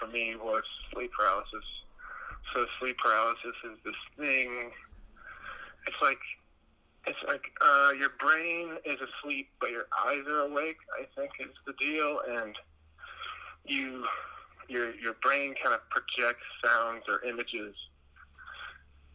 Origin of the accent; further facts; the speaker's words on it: the South, Southeast United States, United States; I'm from the South, so the South of America, Southeast.